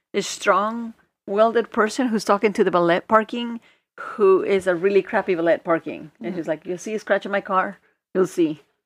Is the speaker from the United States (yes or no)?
no; Mexico; moved away; back in the day when I was growing up in Mexico